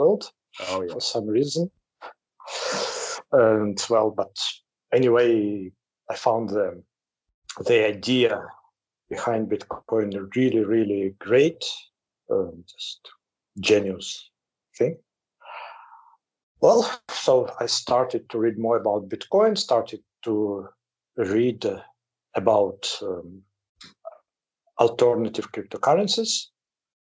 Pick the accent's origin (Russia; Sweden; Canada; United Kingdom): Russia; Moscow; moved away as an adult; now in Campinas, Brazil; I'm originally from Moscow. I graduated from the Moscow State University as a mathematician. Then, more than 20 years ago, went to Brazil.